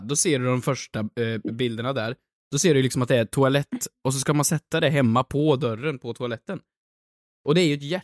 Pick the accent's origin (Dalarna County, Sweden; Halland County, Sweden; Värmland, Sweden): Värmland, Sweden; moved away; hemma i Värmland